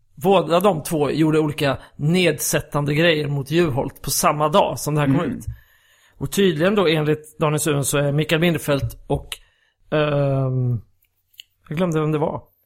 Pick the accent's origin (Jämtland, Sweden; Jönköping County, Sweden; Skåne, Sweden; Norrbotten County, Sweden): Skåne, Sweden; also born or lived in Gothenburg; now in Stockholm, Sweden; när jag växte upp i Skåne då, jag har inte pratat om bred skånska själv